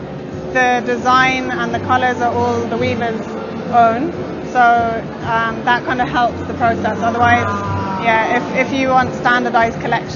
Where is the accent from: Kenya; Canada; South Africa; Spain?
Kenya; I grew up in Kenya, and I've been working in the fashion industry over there for the last 7 years